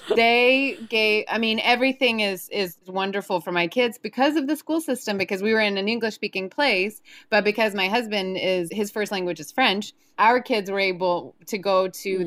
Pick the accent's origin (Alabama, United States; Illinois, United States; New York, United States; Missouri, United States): Alabama, United States; Birmingham; accent: southern; moved away as an adult; now in Quebec, Canada; growing up in Alabama